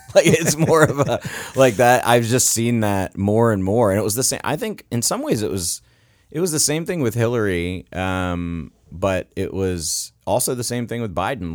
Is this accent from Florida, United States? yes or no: yes; Florida, United States; now in Virginia, United States; I grew up in Florida